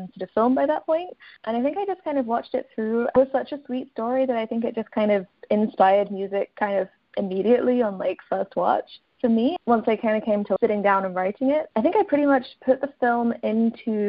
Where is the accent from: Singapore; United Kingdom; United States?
United Kingdom; Kent, South East England; moved away as an adult; also born or lived in London / Edinburgh; I was born in London, and then I grew up in Kent, which is kind of around an hour outside of London.